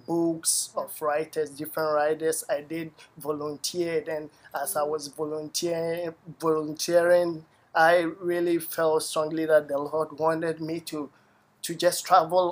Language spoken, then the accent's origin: English; Takoradi, Western Region, Ghana; moved away as an adult; also born or lived in Tema, Ghana; now in United States; I grew up in a place in Ghana called Takoradi.